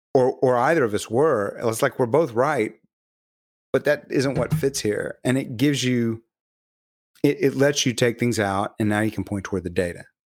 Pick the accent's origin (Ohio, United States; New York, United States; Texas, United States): Texas, United States; Galveston; I'm from Galveston